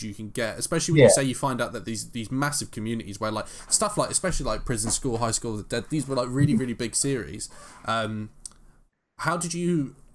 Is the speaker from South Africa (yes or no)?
no; London, United Kingdom; growing up in London